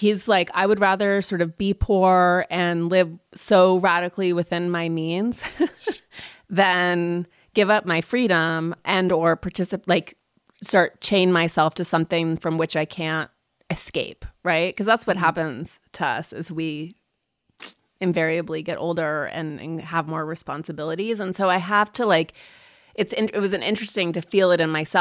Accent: Montana, United States; moved away; I grew up in Montana

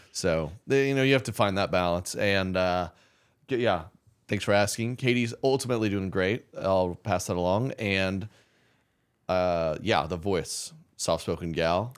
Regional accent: Oklahoma City, Oklahoma, United States; I grew up in Oklahoma City

